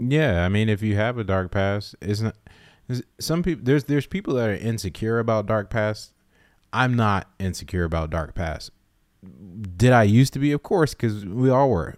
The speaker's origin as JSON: {"language": "English", "town": "Summerville", "region": "South Carolina", "country": "United States", "tie": "born or raised there", "said": "I grew up in Somerville, South Carolina."}